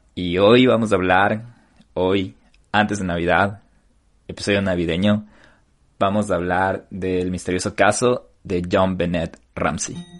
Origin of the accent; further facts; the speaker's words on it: Ecuador; now in United States; tenemos que estar orgullosos como ecuatorianos